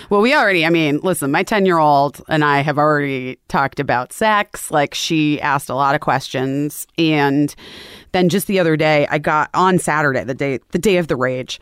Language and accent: English; Scottsdale, Arizona, United States; also born or lived in Oak Park, Illinois; we moved to Arizona